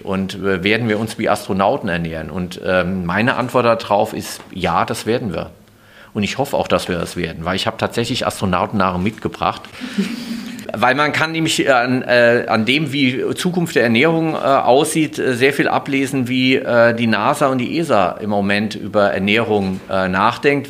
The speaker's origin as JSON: {"language": "German", "region": "Hesse", "country": "Germany", "said": "komme aus Hesse"}